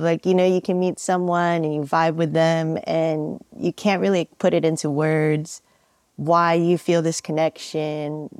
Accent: San Francisco, California, United States; Born and raised in San Francisco

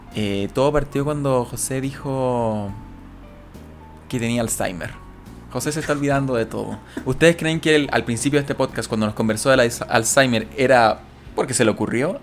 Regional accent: Chile; cómo hablamos los chilenos

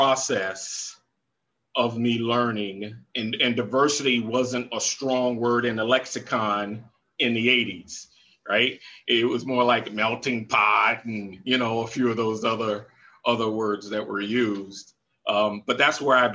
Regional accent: Jacksonville, Florida, United States; moved away as an adult; I grew up in Jacksonville, Florida

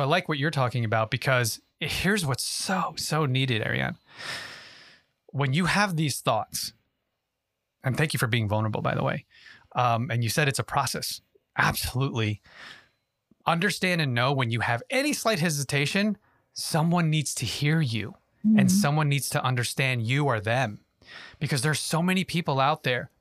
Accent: Yonkers, New York, United States; I was born and raised in Yonkers, New York

